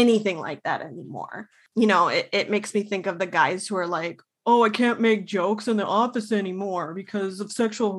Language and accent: English; Minnesota, United States; As a Minnesotan